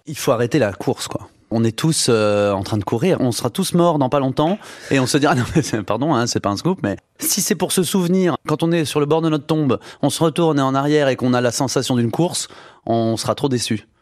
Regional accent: Saône-et-Loire, Bourgogne-Franche-Comté, France; en Saône-et-Loire, là où j'ai grandi

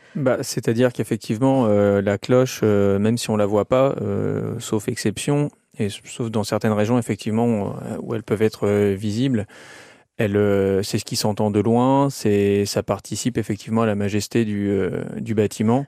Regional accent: Seine-Maritime, Normandy, France; j'ai souvenir d'une église qui était pas très loin de chez moi, en Seine-Maritime, j'avais pas dix ans

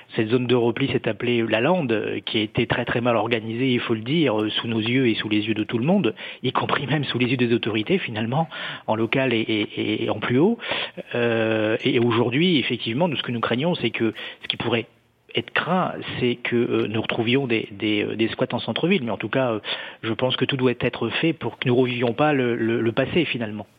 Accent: Calais, Hauts-de-France, France; je suis calaisien et je suis élu de Calais

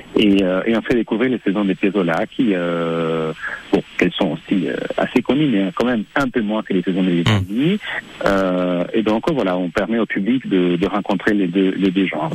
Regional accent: Argentina; moved away; mes origines, euh, argentins, je, car je suis né en Argentine

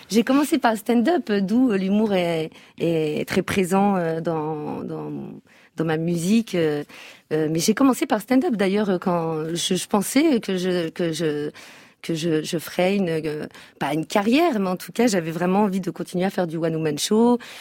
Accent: France; Donc je suis née en France, donc je, connais encore plus la, culture française que ma culture berbère

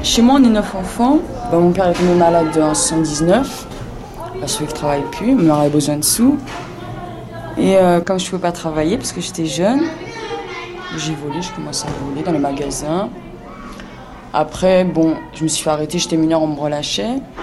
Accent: Bobigny, Île-de-France, France; Chez moi, à Bobigny.

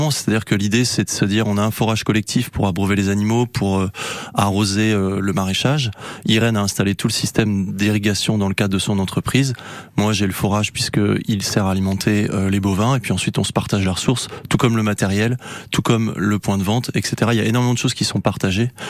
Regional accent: Tréla, Brittany, France; ben Moi, finalement, j'ai grandi sur, euh, sur Tréla, justement, euh, là où j'ai repris la ferme de mon père il y a, 6 six ans.

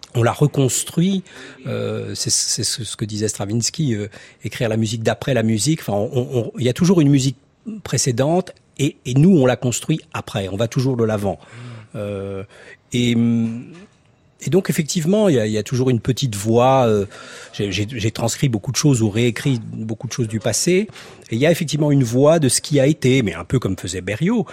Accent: Torteron, Centre-Val de Loire, France; mon village natal à Torteron et euh, dans le Cher

